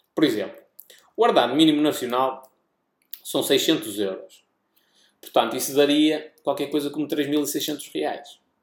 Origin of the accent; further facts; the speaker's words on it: Portugal; accent: European Portuguese; o nosso sotaque